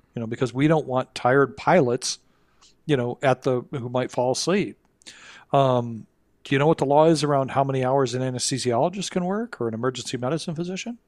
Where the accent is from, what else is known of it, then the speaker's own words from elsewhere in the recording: Kalamazoo, Michigan, United States; my hometown, um, Kalamazoo, Michigan